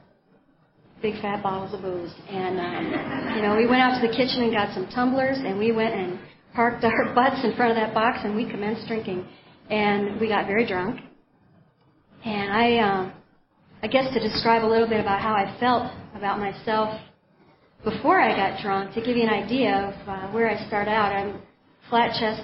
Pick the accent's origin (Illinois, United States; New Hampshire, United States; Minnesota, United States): Minnesota, United States; Minneapolis; now in Helena, United States; I grew up in Minneapolis, Minnesota, in a family of 4 brothers and a sister from pretty normal parents.